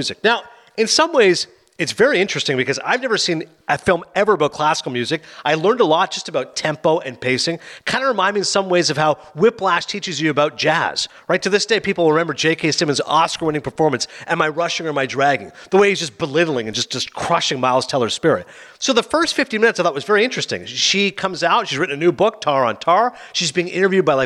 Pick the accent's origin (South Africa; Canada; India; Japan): Canada; I'm Canadian